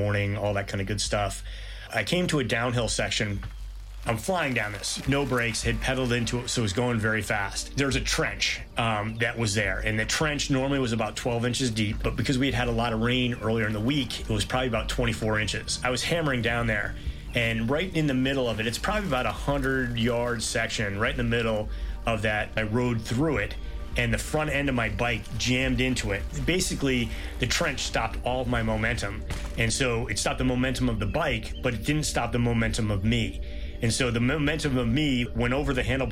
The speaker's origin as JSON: {"language": "English", "town": "Norfolk", "region": "Massachusetts", "country": "United States", "said": "I'm from Norfolk, Massachusetts"}